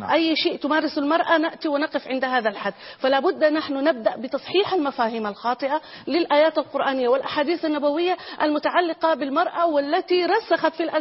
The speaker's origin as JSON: {"language": "Arabic", "country": "Saudi Arabia", "said": "إحنا عندنا في المملكة العربية السعودية"}